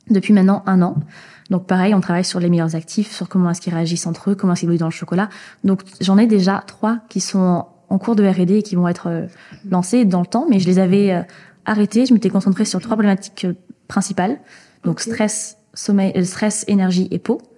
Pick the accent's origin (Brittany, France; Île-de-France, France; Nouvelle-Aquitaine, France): Nouvelle-Aquitaine, France; Moi, je viens du Pays Basque, mhm.